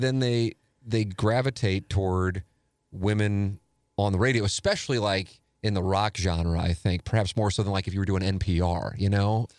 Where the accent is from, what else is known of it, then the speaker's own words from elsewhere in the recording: St. Louis, Missouri, United States; I've been doing media in, in this market now for twenty decades, my hometown